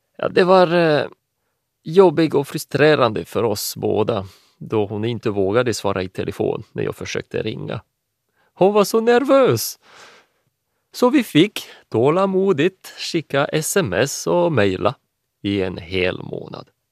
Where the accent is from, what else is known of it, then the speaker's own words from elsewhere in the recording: France; Swedish is a second language; moved away; also born or lived in Finland; är från Frankrike ursprungligen.